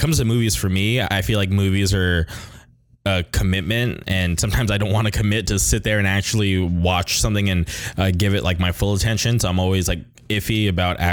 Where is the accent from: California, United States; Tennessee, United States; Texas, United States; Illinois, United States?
California, United States; Palm Springs; moved away; where I grew up in Palm Springs